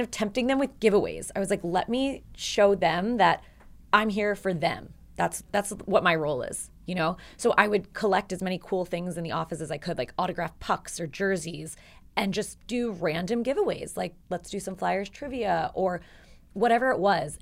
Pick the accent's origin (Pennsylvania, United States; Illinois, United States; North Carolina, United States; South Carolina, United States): Pennsylvania, United States; Philadelphia; I was from, born and raised in Philadelphia.